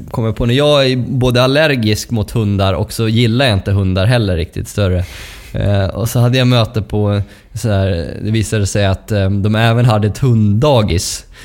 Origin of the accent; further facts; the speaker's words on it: Dalarna County, Sweden; accent: dalmål; mitt dalmål, dalmål som jag har lite mer naturligt ja, när jag är i, i, i Borlänge.